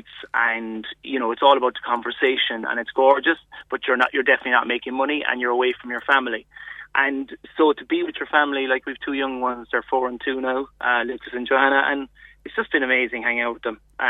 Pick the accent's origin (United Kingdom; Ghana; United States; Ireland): Ireland; near Macroom, Munster; I grew up near Macroom